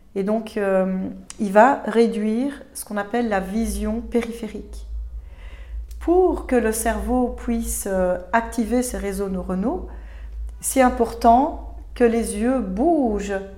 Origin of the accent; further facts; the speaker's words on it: Belgium; chez nous en Belgique